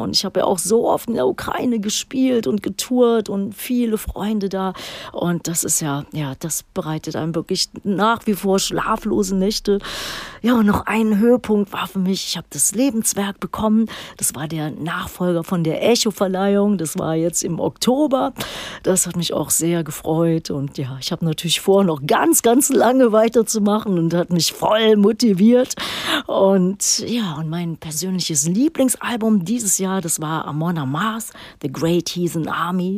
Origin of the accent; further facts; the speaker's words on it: Düsseldorf, North Rhine-Westphalia, Germany; moved away; in meiner alten Heimatstadt Düsseldorf